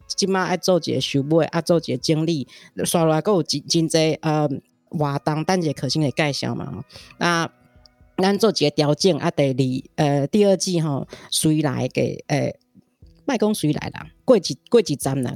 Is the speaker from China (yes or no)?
no; Taiwan; 我们台湾人民